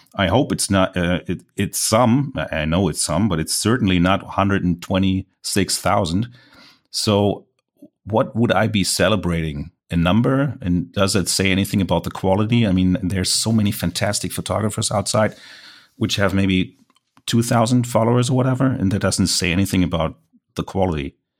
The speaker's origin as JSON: {"language": "English", "country": "Germany", "accent": "German", "second_language": "English", "said": "I'm a German landscape photographer, so mind my accent"}